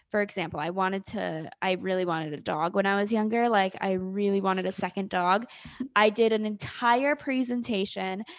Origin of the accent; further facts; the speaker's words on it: North Carolina, United States; I am from North Carolina